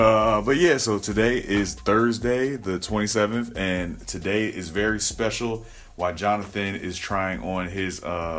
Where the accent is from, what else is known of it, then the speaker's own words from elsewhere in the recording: Philadelphia, Pennsylvania, United States; moved away; Philly. Stand up. It's my hometown. Well, that's where I was born.